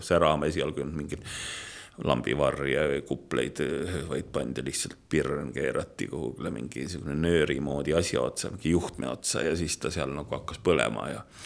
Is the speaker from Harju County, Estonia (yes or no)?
no; Otepää area, Valga County, Estonia; mina olen maalaps ja ma olen siis pärit, ma võin öelda, et Otepää mailt